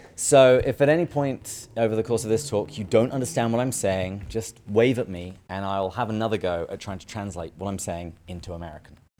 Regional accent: England, United Kingdom; moved away as an adult; now in United States; I am originally from England, but I moved to the States about ten years ago now.

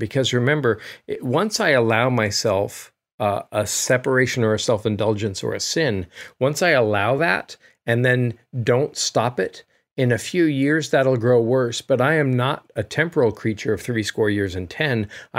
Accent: United States; As an American, though, who's traveled in Europe

